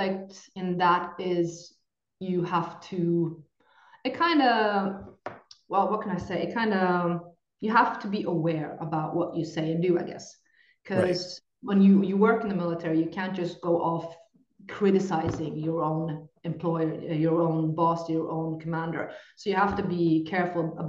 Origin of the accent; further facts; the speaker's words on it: Norway; English is a second language; I come from Norway